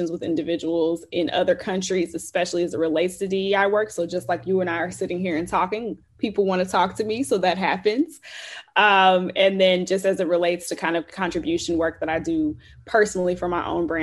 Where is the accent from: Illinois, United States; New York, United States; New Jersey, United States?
Illinois, United States; Chicago; moved away as an adult; also born or lived in Houston, Texas; now in Austin, United States; I'm from Chicago, born and raised.